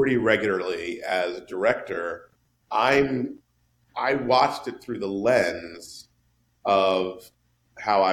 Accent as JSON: {"language": "English", "town": "New York City", "region": "New York", "country": "United States", "tie": "born or raised there", "moved": "as an adult", "said": "the New York that I grew up in or that I, you know, lived"}